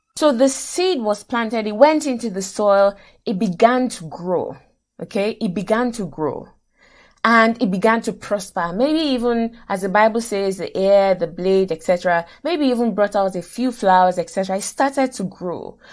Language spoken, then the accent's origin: English; Nigeria; moved away; I grew up in Nigeria, went to university in Nigeria, et cetera.